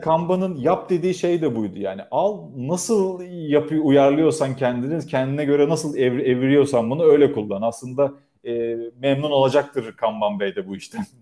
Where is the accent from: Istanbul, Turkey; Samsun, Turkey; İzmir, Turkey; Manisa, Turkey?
İzmir, Turkey; Karşıyaka doğumluyum. Hayatımın çok büyük kısmını orada geçirdim